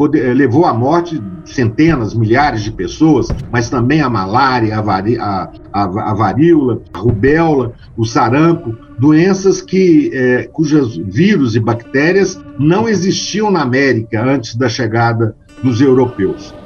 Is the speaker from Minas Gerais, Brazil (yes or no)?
yes; Diamantina, Minas Gerais, Brazil; eu sou natural de Diamantina, né, uma cidade histórica